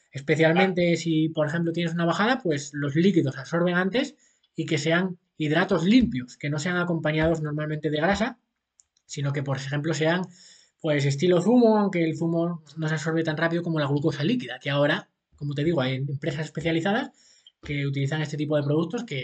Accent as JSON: {"language": "Spanish", "region": "Asturias", "country": "Spain", "moved": "yes", "lives_now": "Seville, Spain", "said": "Yo ahora vivo en Sevilla aunque soy de Asturias, pero vivo en Sevilla con mi mujer."}